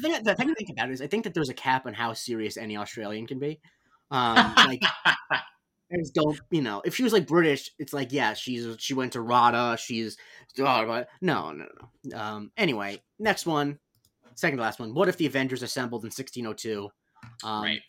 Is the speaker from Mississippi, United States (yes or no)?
no; Florida, United States; I grew up in Florida